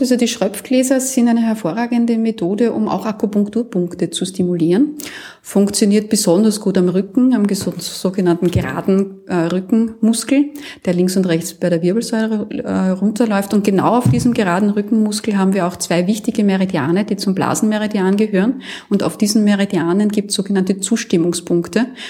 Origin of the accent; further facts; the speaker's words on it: Austria; bei uns in Österreich